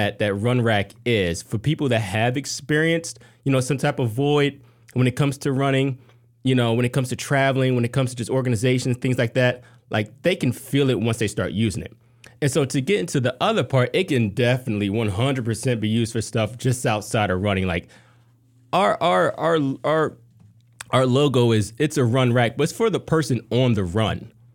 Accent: Harrisburg, Pennsylvania, United States; moved away; also born or lived in Atlanta; I'm from Harrisburg, Pennsylvania

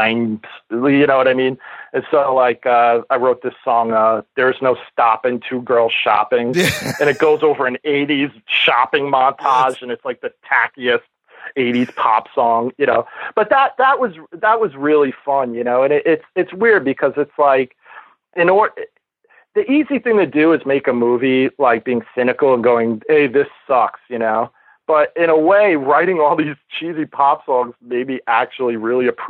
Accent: New York City, New York, United States; growing up in New York City, I grew up at the tail end of what they would call grindhouses on 42nd Street

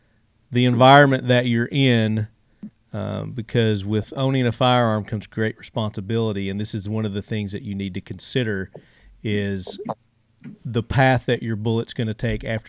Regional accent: Tennessee, United States; I'm from Tennessee

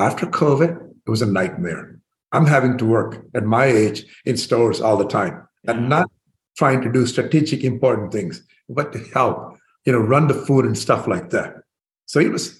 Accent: India; moved away as an adult; now in United States; I was born in India

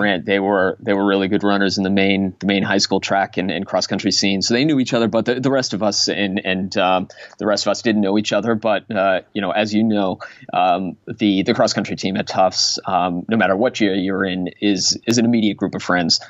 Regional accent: Waltham, Massachusetts, United States; I grew up in Waltham

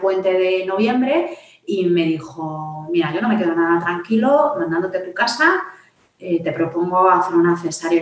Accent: Madrid, Community of Madrid, Spain; vivo en Madrid, soy de Madrid

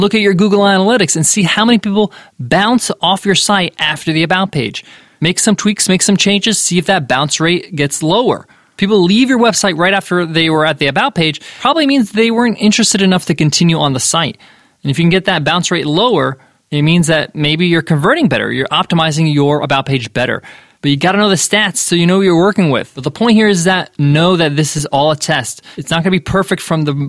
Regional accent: United States; I'm an American with Egyptian parents

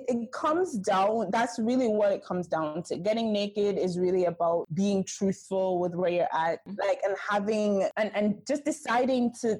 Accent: Jamaica; moved away as an adult; also born or lived in New York; I am Jamaican.

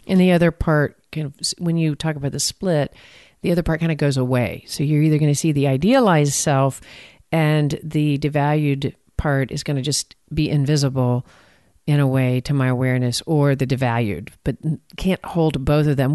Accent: Texas, United States; accent: Texan; I'm from Texas

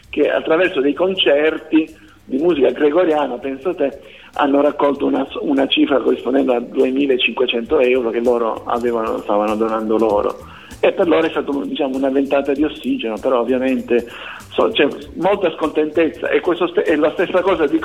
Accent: Sicily, Italy; beh la curiosità forse pensare che vengo dalla Sicilia perché la Sicilia

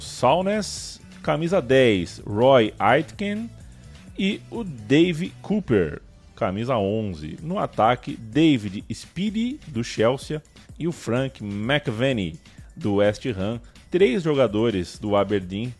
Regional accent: Brazil; a gente vem de um país que tem Guimarães

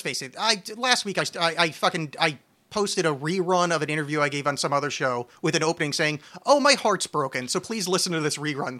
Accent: New Jersey, United States; now in Portland, United States; I'm from New Jersey

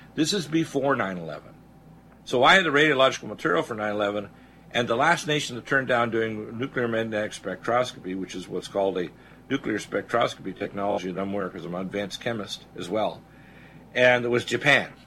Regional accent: Canada; moved away as an adult; also born or lived in Detroit, Michigan, United States / Nova Scotia / Alberta / British Columbia; now in Georgia, United States; I was born in Detroit. My mom is from North Dakota. My dad is Canadian. I was raised the first half of my career into my uh, early 30s in, in, uh, in, Canada

